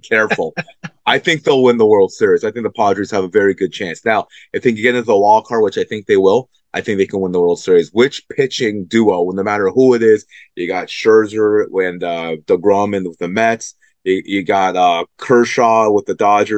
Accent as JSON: {"language": "English", "town": "Toronto", "region": "Ontario", "country": "Canada", "tie": "born or raised there", "said": "Toronto's my hometown"}